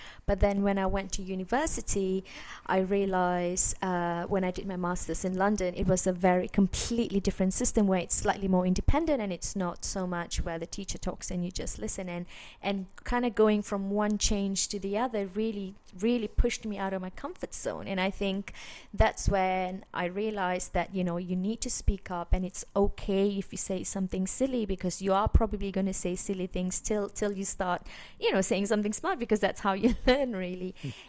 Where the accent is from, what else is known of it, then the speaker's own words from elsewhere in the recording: Malaysia; I grew up in Asia, in Malaysia, and over there, you know, school is a very traditional system